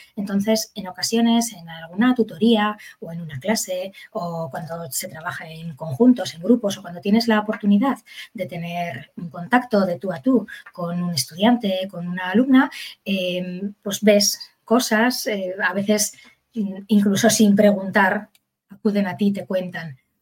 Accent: Bilbao, Basque Country, Spain; yo soy de Bilbao

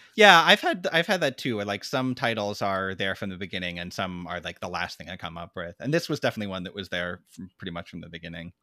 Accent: Tacoma, Washington, United States; we grew up in Tacoma, Washington, which is a pretty, like, blue collar town

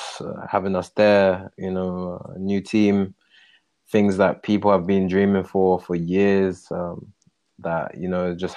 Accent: London, United Kingdom; moved away as an adult; now in Calgary, Canada; I'm from London

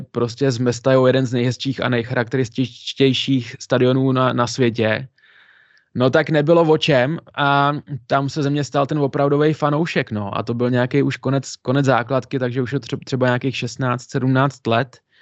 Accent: Pardubice, Pardubice Region, Czechia; já jsem z Pardubic, chodil jsem pravidelně na hokej, jednu dobu jsem nechyběl v kotli na jediný domácí zápas

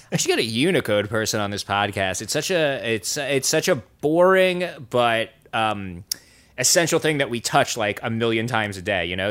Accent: United States; I'm an American idiot

